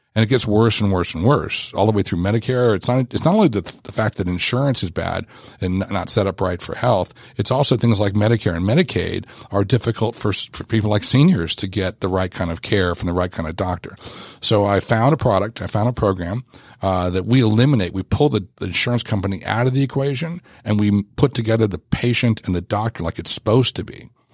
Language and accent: English; Los Angeles, California, United States; I grew up in Los Angeles